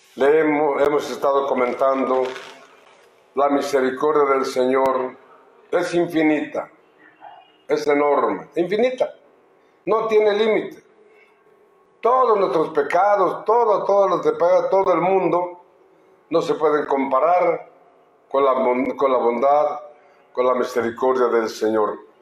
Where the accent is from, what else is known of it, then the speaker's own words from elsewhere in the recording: Telixtlahuaca, Oaxaca, Mexico; mi pueblo, en Telistahuaca